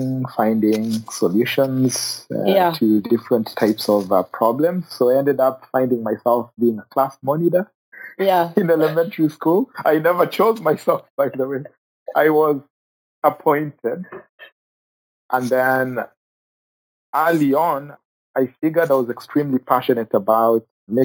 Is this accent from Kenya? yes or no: yes; Kenya; moved away; I grew up in Kenya. So I grew up as a refugee in Kenya.